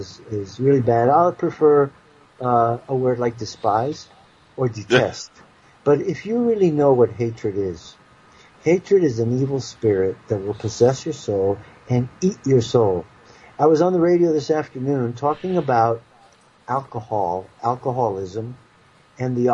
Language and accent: English; the North, Northern United States, United States; I was raised as a Northerner